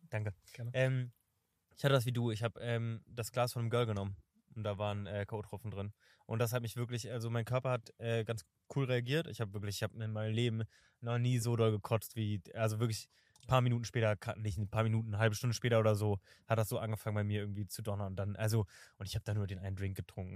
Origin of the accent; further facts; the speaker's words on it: Berlin, Germany; ich bin in Kreuzberg äh, geboren und ich äh, finde Kreuzberg ist der coolste Bezirk offensichtlich